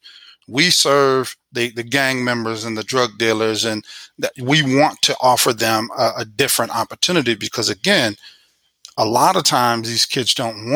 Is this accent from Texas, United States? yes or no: no; Missouri, United States; also born or lived in Illinois; I'm from Missouri